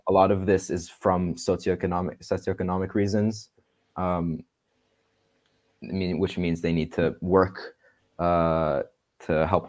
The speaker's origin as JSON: {"language": "English", "town": "Tel Aviv", "region": "Tel Aviv District", "country": "Israel", "tie": "born or raised there", "said": "growing up in Israel, even in the liberal Tel Aviv"}